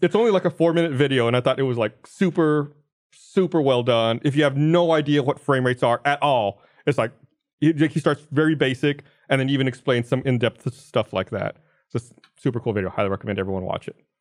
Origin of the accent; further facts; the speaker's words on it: United States; I'm an American citizen